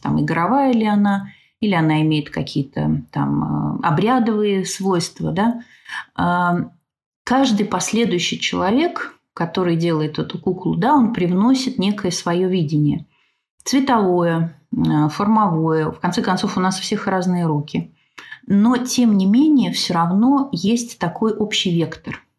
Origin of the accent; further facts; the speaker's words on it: Moscow, Russia; moved away as an adult; now in Smolensk, Russia; Я вообще из Москвы